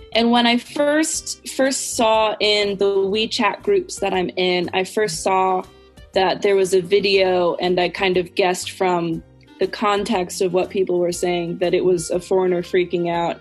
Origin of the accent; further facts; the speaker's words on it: United States; accent: American English; I'm American. American, I use American English.